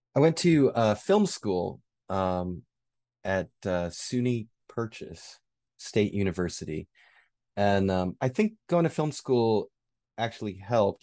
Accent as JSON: {"language": "English", "town": "Rochester", "region": "New York", "country": "United States", "tie": "born or raised there", "said": "I grew up in Rochester, New York"}